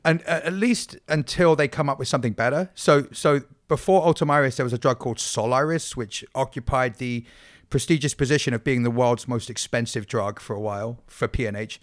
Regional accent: England, United Kingdom; moved away; I'm English

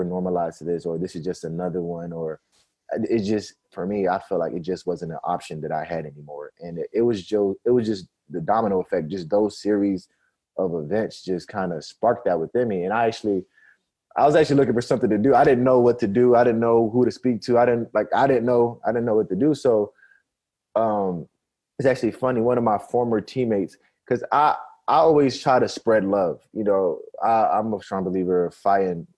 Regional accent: Atlanta, Georgia, United States; also born or lived in Nigeria; now in Minneapolis, United States; I'm from the Metro Atlanta area

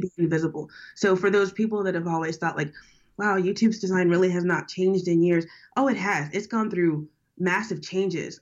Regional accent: New Orleans, Louisiana, United States; now in San Francisco, United States; I'm from down south. I'm from born and raised in New Orleans.

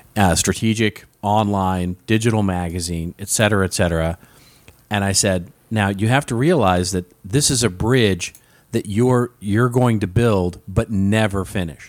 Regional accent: Los Angeles, California, United States; my hometown of Los Angeles

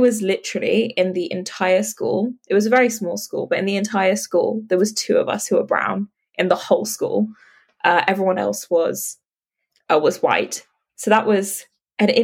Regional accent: London, United Kingdom; So I grew up in London, in like the outskirts of London.

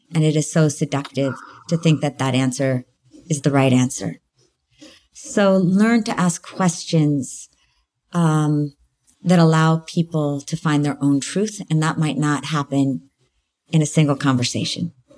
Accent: United States; I'm American.

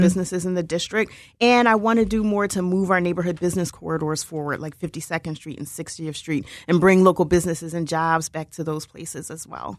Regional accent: Philadelphia, Pennsylvania, United States; I'm from King Sesings, so I'm actually from the district

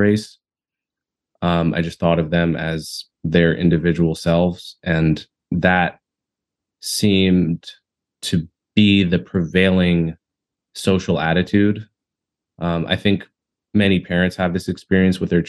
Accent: Montclair, New Jersey, United States; I remember growing up in Montclair in what I believe is close to the end goal that Martin Luther King envisioned

